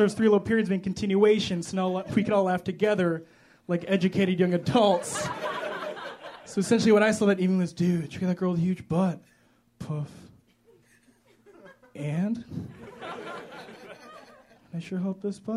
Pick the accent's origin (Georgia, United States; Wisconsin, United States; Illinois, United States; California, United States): Illinois, United States; Chicago; I am from Chicago, like Cameron said. I love Chicago.